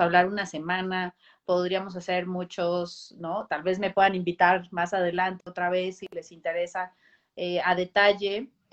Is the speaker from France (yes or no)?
no; Costa Rica; moved away; yo soy de Costa Rica, también viví ese, ese cambio de país